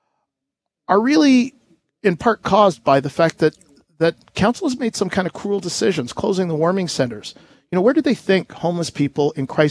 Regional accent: Toronto, Ontario, Canada; I grew up in Midtown at the corner of Vaughan Road mm-hmm. and Humewood.

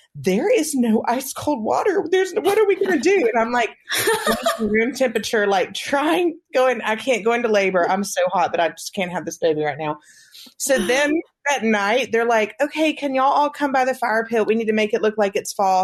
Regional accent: the South, United States; we're from the South

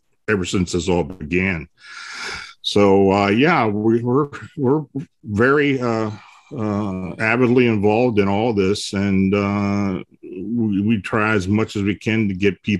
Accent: Pennsylvania, United States; also born or lived in Baltimore, Maryland; I was born and raised up here in Pennsylvania, but I had moved down there after I got out of high school

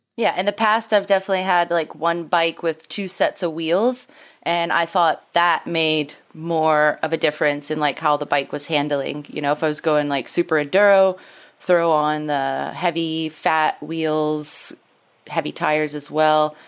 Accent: Louisiana, United States; moved away; I grew up in Louisiana, and that's right next to Arkansas

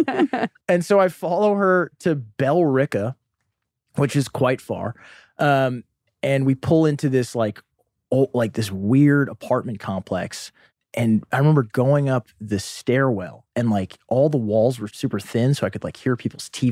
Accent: Boston, Massachusetts, United States; also born or lived in Florida; in Boston

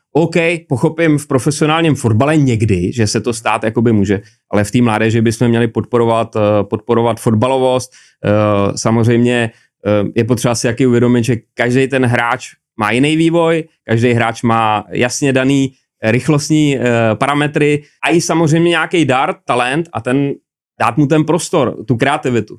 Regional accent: Prague, Czechia; also born or lived in Čáslav / Třemošnice; my jsme bydleli tady na na Jižňáku v paneláku

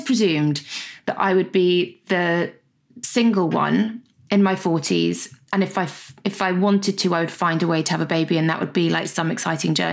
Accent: Guernsey; also born or lived in Scotland; when I was around one, my parents got divorced and my mum moved with my sister and I down to Guernsey, where her family was

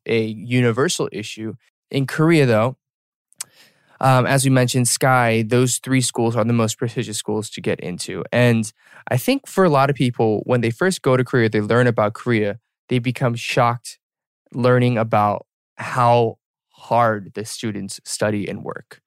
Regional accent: Atlanta, Georgia, United States; we were born and raised in Atlanta

